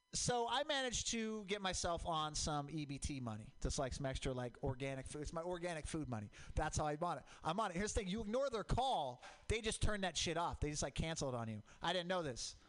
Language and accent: English; Portland, Oregon, United States; I grew up in Portland, Mount Hood, volcanic